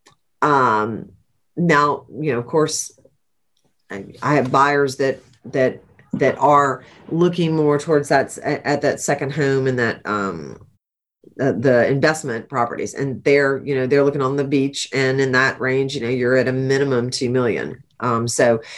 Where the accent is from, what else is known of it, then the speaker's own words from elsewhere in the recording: Charleston, South Carolina, United States; I'm from Charleston